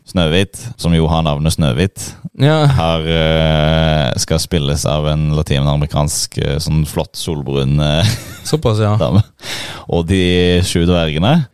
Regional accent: Norway; Jeg er jo nordmann

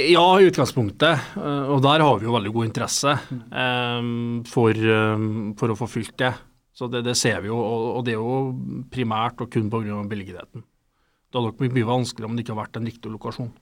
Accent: Steinkjer, Trøndelag, Norway; Jeg er trønder, opprinnelig fra Steinkjer

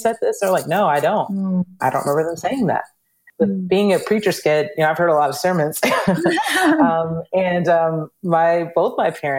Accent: Georgia, United States; we grew up in Georgia

